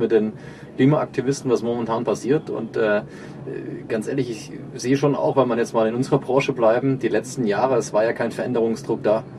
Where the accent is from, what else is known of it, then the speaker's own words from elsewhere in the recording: Germany; Wir sind in Deutschland Jahrzehnte mit aufgewachsen